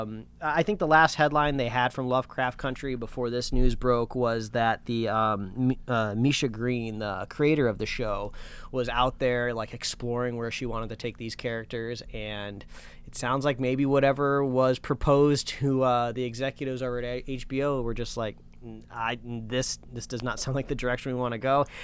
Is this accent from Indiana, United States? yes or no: yes; Indiana, United States; also born or lived in Los Angeles County, California; now in Los Angeles, United States; I grew up in Indiana where fireworks were legal, but I was right across the border from Michigan